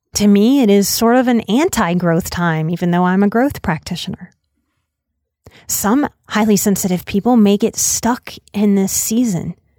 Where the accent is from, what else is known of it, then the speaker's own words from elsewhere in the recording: outside of New Orleans, Louisiana, United States; moved away; growing up outside of New Orleans